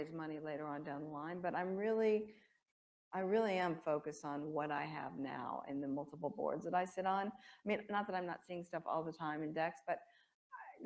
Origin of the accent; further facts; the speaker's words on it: New York, United States; I'm a New Yorker